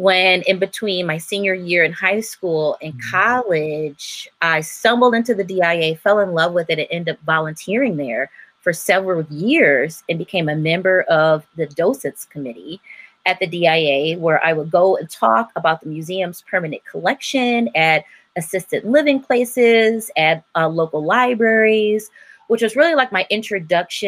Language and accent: English; Detroit, Michigan, United States; I'm from Detroit. Grew up on the Northwest side